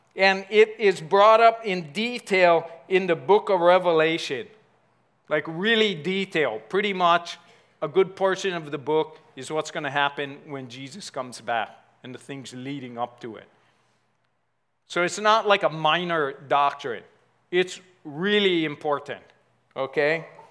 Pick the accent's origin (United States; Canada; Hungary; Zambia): United States; I grew up in Ever Beach